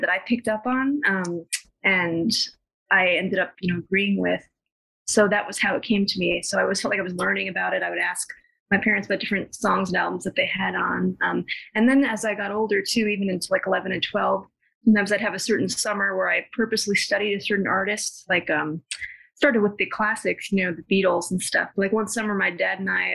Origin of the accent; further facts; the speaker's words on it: New York City, New York, United States; I grew up in New York City